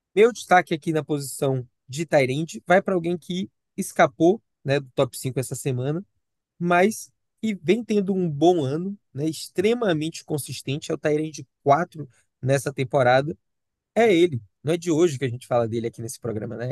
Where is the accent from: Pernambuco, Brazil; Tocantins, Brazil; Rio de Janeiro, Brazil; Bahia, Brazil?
Bahia, Brazil; Salvador; eu, como baiano soteropolitano